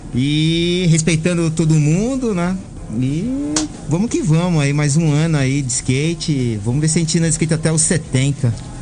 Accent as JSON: {"language": "Portuguese", "region": "São Paulo", "country": "Brazil", "tie": "born or raised there", "said": "eu nasci lá, na, no, lá no Planalto Paulista, né? Atrás, passei, para ser mais exato, lá atrás do aeroporto de Congonhas"}